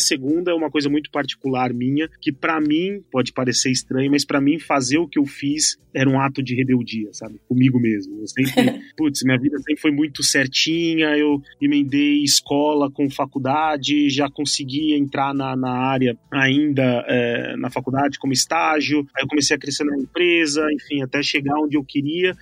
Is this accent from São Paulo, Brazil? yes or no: yes; São Paulo, Brazil; also born or lived in Dublin; eu sou de São Paulo, nasci em São Paulo, fui criado em São Paulo